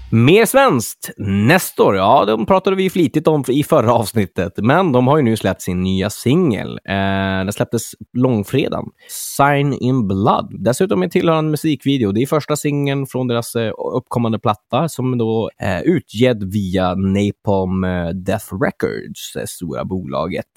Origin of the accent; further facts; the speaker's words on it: Örnsköldsvik, Västernorrland County, Sweden; moved away; uppe i Örnsköldsvik, min hemstad